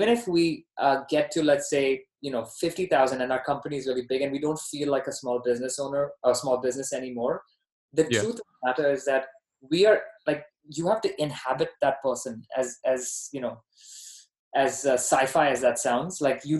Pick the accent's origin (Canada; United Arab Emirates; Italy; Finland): United Arab Emirates; Dubai; also born or lived in Bahrain; now in United States; Yeah, no, I was born there. I grew up in Dubai. I'm Indian by ethnicity, Canadian by citizenship, and American by residence.